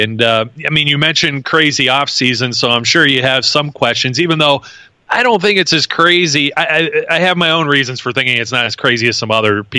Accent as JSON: {"language": "English", "town": "Youngstown", "region": "Ohio", "country": "United States", "tie": "born or raised there", "moved": "as an adult", "said": "Northeast Ohio, you know, my hometown, your hometown in Youngstown."}